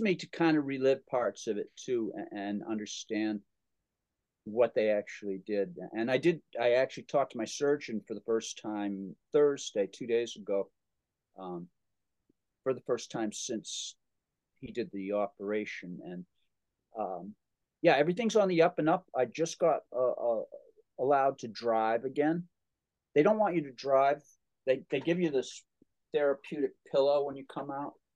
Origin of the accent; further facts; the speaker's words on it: Holliston, Massachusetts, United States; a record hop in Holliston, my my hometown.